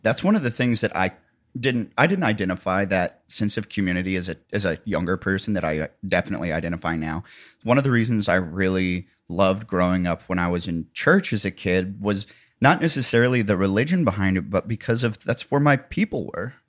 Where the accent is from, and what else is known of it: Missouri, United States; accent: Missouri-ish